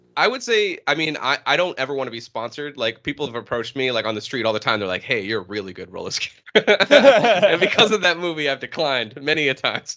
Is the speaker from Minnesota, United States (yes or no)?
no; New Hampshire, United States; originally from uh, New Hampshire